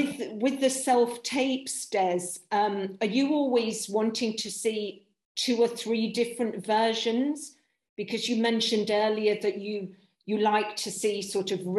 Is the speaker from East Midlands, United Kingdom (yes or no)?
yes; Nottingham, East Midlands, United Kingdom; born there; first language Polish; English is a second language; parents were Polish immigrants and I was born in, in this country, in, in Nottingham, but Polish was my first language.